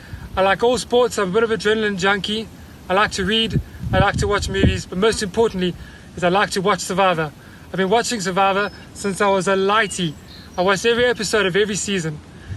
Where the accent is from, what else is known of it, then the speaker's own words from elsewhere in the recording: Port Elizabeth, Eastern Cape, South Africa; now in Grahamstown, South Africa; I'm 29 years old. I'm from Port Elizabeth, South Africa.